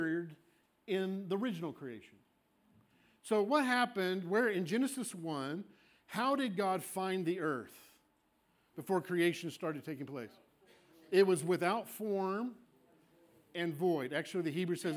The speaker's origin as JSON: {"language": "English", "region": "Scotland", "country": "United Kingdom", "said": "I am a Scot. I'm Scottish."}